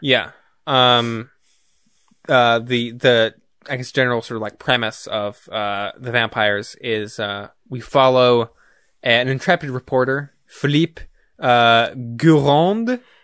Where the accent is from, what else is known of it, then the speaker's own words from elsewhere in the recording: United States; as an American